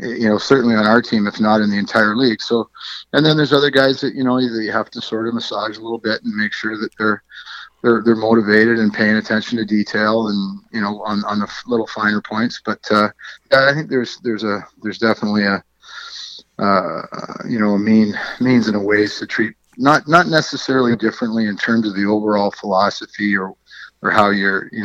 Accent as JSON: {"language": "English", "area": "Durham Region", "region": "Ontario", "country": "Canada", "tie": "born or raised there", "said": "I grew up in the Durham region, and the Oshawa Green Gales were my team"}